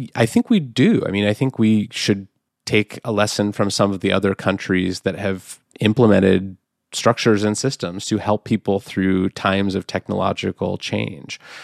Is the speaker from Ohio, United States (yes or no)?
no; Oakland, California, United States; my hometown of Oakland, California